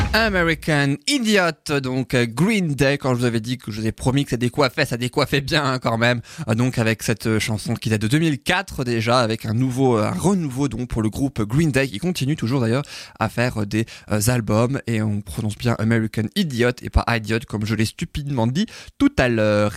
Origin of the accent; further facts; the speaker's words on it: France; chez nous en France